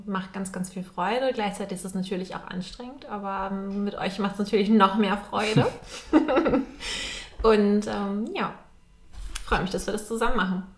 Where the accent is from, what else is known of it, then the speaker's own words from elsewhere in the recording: Hamburg, Germany; moved away as an adult; now in Vienna, Austria; ich komme eigentlich aus Hamburg und bin relativ kurzfristig jetzt ähm, nach Wien gekommen